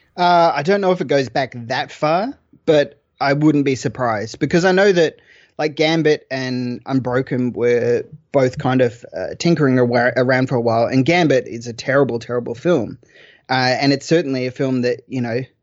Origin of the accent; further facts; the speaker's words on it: Australia; I'm Australian.